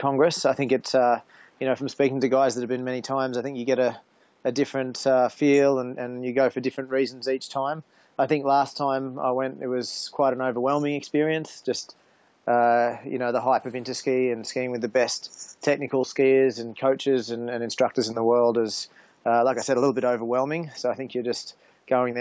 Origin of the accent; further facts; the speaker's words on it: Queensland, Australia; now in Japan; I grew up in Queensland.